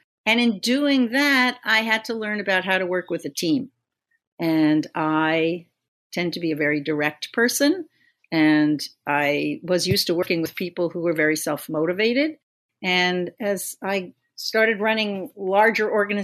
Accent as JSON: {"language": "English", "area": "Long Island", "region": "New York", "country": "United States", "tie": "born or raised there", "said": "when I grew up on Long Island, I had no, you know, special arts training"}